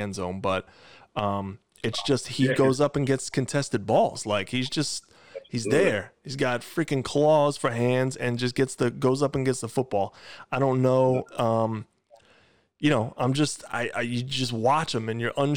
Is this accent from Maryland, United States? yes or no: no; Long Island, New York, United States; We're from Long Island